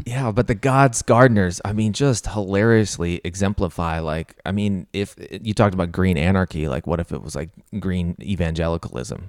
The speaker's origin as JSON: {"language": "English", "region": "Missouri", "country": "United States", "tie": "born or raised there", "said": "I grew up in Missouri"}